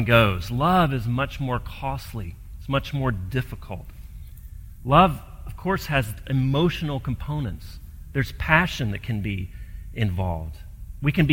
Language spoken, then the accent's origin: English; Gulf Coast, United States; I grew up on the Gulf Coast